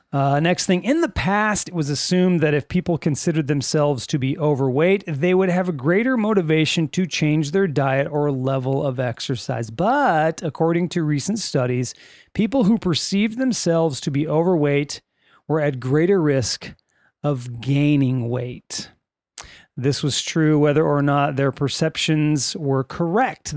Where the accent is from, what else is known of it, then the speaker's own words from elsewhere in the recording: Lancaster, California, United States; We are from California.